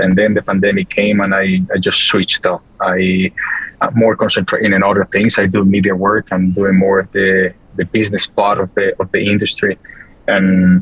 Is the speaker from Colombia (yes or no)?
yes; Colombia; being South American, Colombian